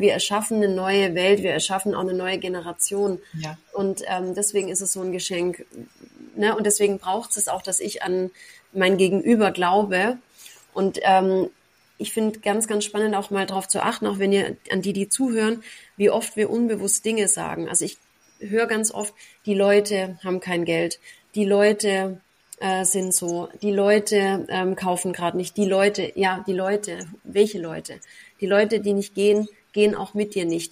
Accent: Braunenhardt near Ellwangen, Swabia, Baden-Württemberg, Germany; moved away as an adult; now in Dubai, United Arab Emirates; ich komme aus Braune Hart, äh, bei Ellwangen, das kennt wahrscheinlich niemand, im, im Schwabenland

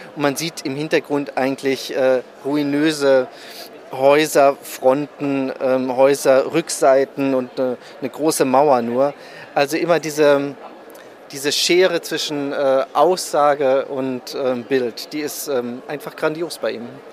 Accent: Berlin, Germany; ich bin gebürtiger Berliner

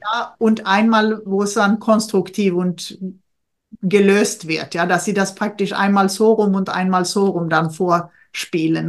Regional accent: Sweden; now in Germany; für mich als Schwedin

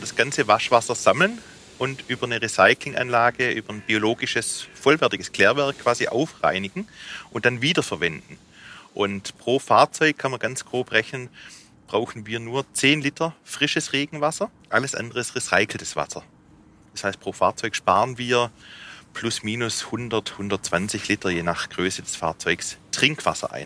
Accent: Rems Valley, Swabia, Baden-Württemberg, Germany; accent: Swabian; Im Schwabeländle, im Remstal

